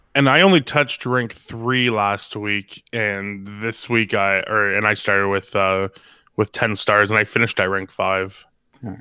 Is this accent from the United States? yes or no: no; Canada; I'm from Canada.